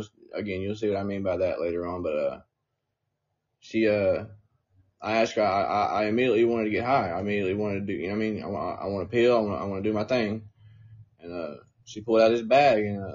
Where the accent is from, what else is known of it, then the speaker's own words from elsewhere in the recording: Newport, Tennessee, United States; I'm from a very small town. If I've not said it, I'm from Newport, Tennessee. I'm from a little hillbilly town